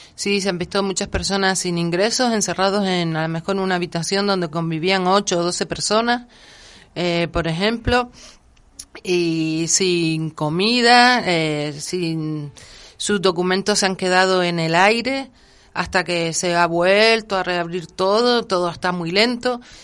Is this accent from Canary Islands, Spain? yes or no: yes; Canary Islands, Spain; yo sobre todo como canaria